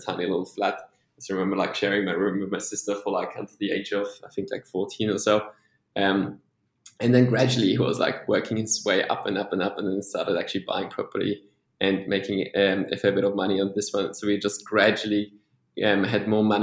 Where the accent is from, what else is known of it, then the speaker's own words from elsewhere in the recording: Vienna, Austria; first language Polish; English is a second language; moved away as an adult; also born or lived in Sydney / Newcastle; now in Melbourne, Australia; I grew up in Vienna